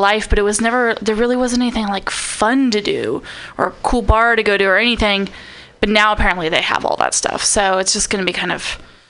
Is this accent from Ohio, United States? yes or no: no; Napa, California, United States; moved away as an adult; now in Portland, United States; I was born and raised in Napa, California though.